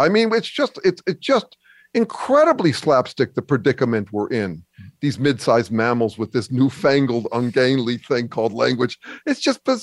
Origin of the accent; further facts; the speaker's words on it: California, United States; I'm Californian